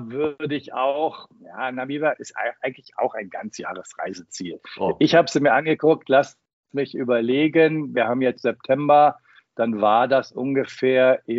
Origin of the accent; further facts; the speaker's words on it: Münster, North Rhine-Westphalia, Germany; du fühlst dich so zurückversetzt in die Fußgängerzone in meiner Heimatstadt Münster in den 80er, 70er, 80er Jahren.